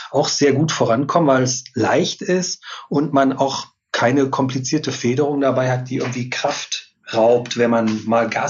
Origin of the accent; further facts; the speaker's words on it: North Rhine-Westphalia, Germany; Ich, hab, ich bin ein Kind des Ruhrgebiets. Ich musste immer, wenn ich in die Natur wollte, durch viel Stadtgebiet, um dann relativ schnell auch in der Natur zu sein.